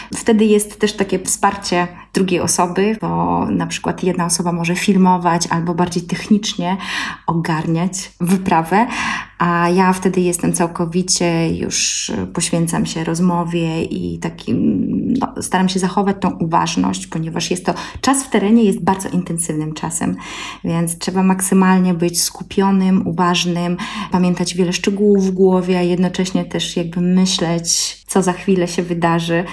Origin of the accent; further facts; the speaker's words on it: Belarus; now in Poland; mieszkam w Polsce, a pochodzę z Białorusi, znam polski, białoruski, rosyjski